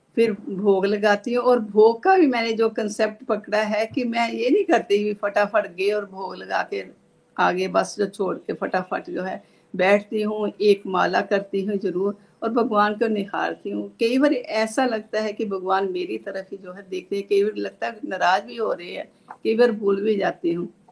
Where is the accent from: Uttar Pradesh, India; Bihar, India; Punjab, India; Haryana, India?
Punjab, India; Pathankot; now in Chandigarh, India; चंडीगढ़ से हूँ बेसिकली मैं जो है पठानकोट से हूँ